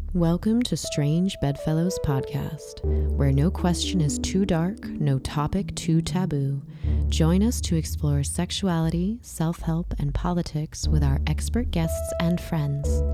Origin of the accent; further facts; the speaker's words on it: Kansas, United States; I was born in a hospital in Kansas